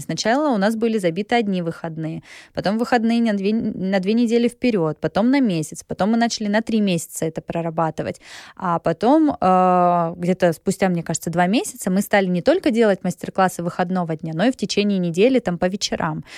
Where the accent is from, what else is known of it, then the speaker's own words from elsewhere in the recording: a small town near Krasnodar, Krasnodar Krai, Russia; moved away as an adult; also born or lived in Gelendzhik / Sochi; now in Moscow, Russia; Я родилась в Геленджике. Э, до 16 лет я жила в Усламинске. Это небольшой город под Краснодаром